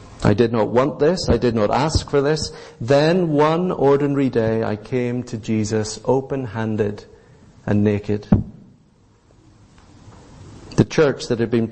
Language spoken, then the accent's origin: English; Northern Ireland, United Kingdom; growing up in Northern Ireland when the Troubles were still raging in the land